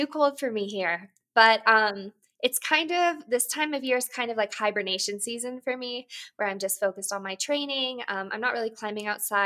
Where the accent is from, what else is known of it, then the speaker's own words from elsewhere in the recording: Boulder, Colorado, United States; I grew up in Boulder, Colorado